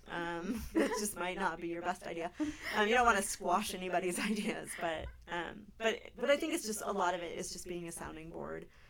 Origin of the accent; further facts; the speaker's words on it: California, United States; now in Anchorage, United States; I grew up in California